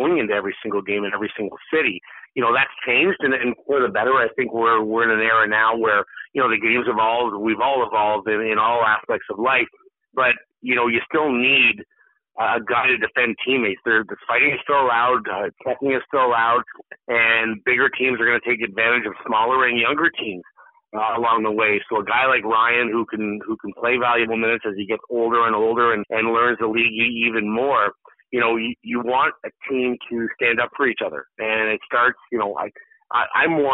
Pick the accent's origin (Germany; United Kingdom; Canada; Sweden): Canada; a Canadian hockey player growing up